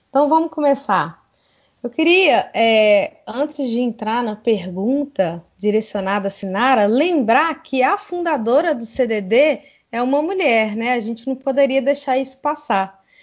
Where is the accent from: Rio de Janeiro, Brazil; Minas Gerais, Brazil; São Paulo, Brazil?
Minas Gerais, Brazil; Divinópolis; sou Mineirinho Uai, moro aqui